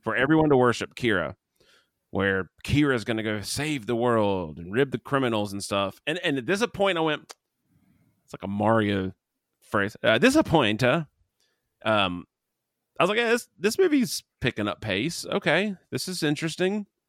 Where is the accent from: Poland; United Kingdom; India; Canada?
Canada; I'm Canadian